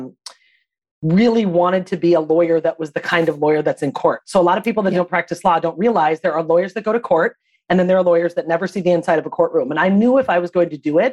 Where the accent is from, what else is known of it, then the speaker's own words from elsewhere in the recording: Minnesota, United States; also born or lived in Boston; I was born and raised in Minnesota